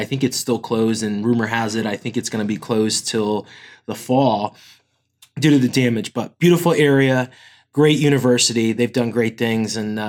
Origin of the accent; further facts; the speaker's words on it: Connecticut, United States; oh, I'm from Connecticut.